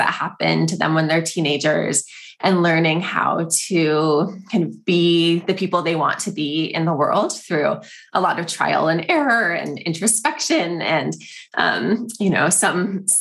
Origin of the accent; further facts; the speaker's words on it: East Bay, San Francisco Bay Area, California, United States; I have always lived in the Bay Area. So I grew up on the east side of the Bay Area, and I lived in a small town